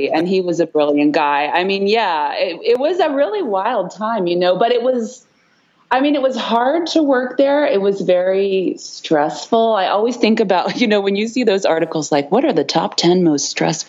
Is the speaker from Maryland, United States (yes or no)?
yes; Easton, Maryland, United States; I grew up in a rural area of Maryland on the Eastern Shore.